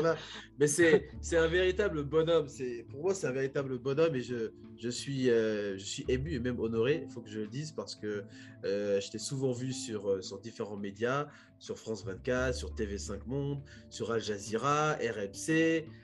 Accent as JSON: {"language": "French", "country": "Republic of the Congo", "moved": "yes", "said": "en tant que Congolais"}